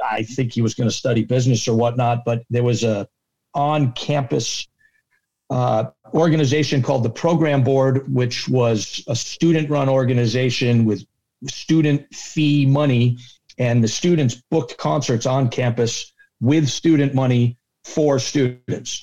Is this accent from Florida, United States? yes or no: no; Rhode Island, United States; I grew up in Rhode Island